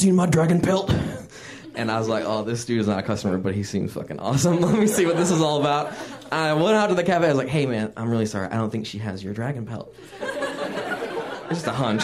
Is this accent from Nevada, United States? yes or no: no; Fort Wayne, Indiana, United States; I grew up in a place called Fort Wayne, Indiana.